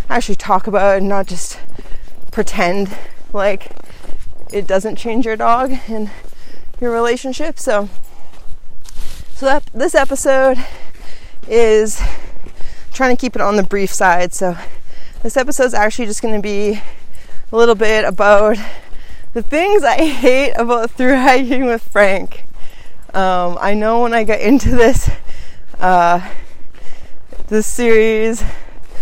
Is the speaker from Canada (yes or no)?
yes; Canada; being Canadian, I wasn't very clear on the regulations down here in the United States, and back home in Canada